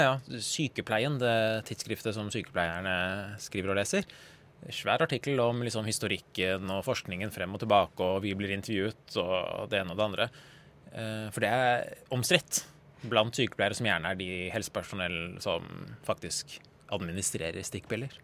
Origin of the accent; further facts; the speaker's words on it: Norway; jeg er født i Norge og ikke har noen verdens tilknytning til Iran whatsoever